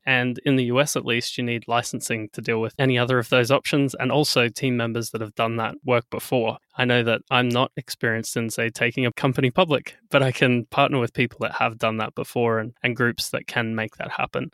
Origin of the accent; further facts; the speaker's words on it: Australia; also born or lived in Brisbane, Australia; So I'm Australian as well